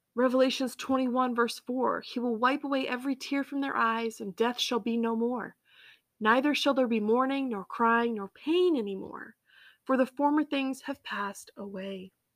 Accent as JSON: {"language": "English", "region": "Massachusetts", "country": "United States", "tie": "born or raised there", "also_born_or_lived": "Colorado", "said": "I grew up, um, in Massachusetts."}